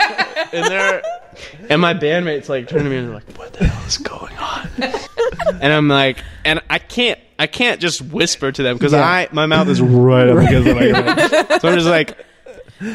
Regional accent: Huntsville, Alabama, United States; also born or lived in Auburn, Alabama / Portland, Oregon; now in Birmingham, United States; I'm from Huntsville

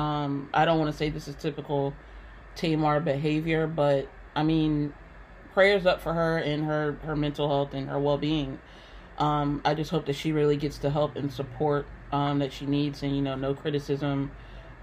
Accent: Culpeper, Virginia, United States; now in Northern Virginia, United States; I also live in Northern Virginia, but from Culpeper

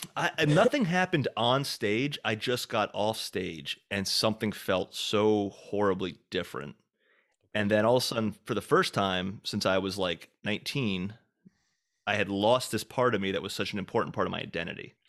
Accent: Hagerstown, Maryland, United States; also born or lived in Boston / New York; now in Nashville, United States; back in my hometown of Maryland

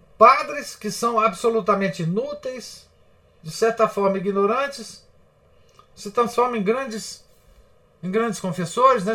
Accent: Minas Gerais, Brazil; Nós somos mineiros

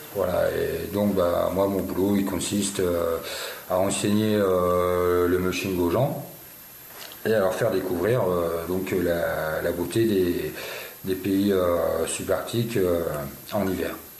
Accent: France; also born or lived in Béarn; je suis né en France, j'ai grandi en France

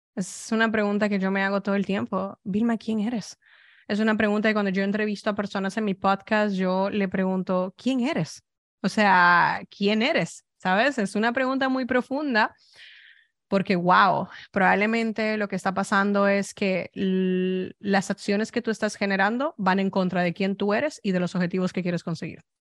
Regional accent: Dominican Republic; also born or lived in Spain; now in United States; Yo soy dominicana

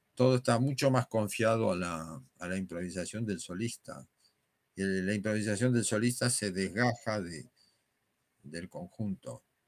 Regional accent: Buenos Aires, Argentina; moved away as an adult; now in Madrid, Spain; mi ciudad de origen

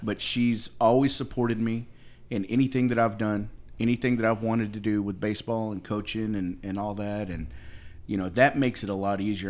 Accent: United States

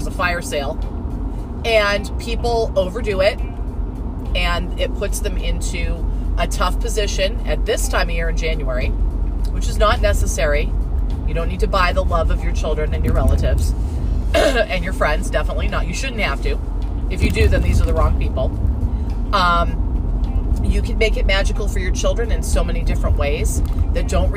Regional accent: Southern California, United States; also born or lived in Montana; now in New England, United States; I grew up in Southern California with a short stint in the prison that I like to call Montana

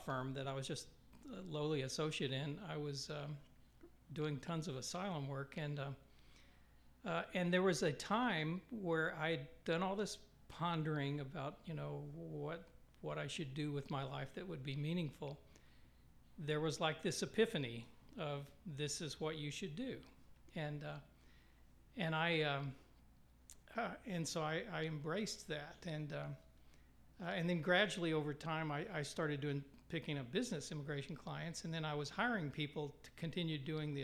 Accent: West Texas, United States; moved away as an adult; also born or lived in New York; now in Kansas City, United States; I grew up in West Texas and grew up in church

